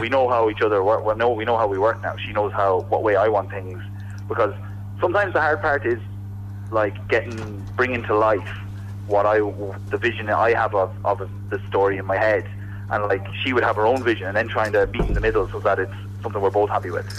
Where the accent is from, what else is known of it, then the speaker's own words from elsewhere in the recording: Coosan, Ireland; I'm from Coosan